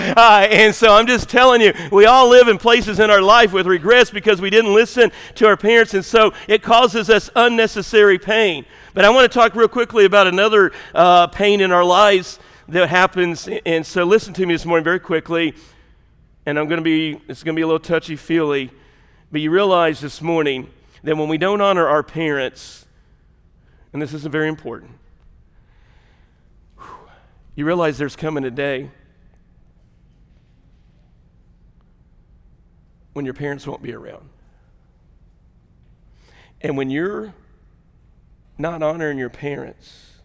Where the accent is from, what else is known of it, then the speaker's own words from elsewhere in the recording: Southern Illinois, United States; moved away as an adult; also born or lived in Tennessee / Georgia; I moved off from Southern Illinois.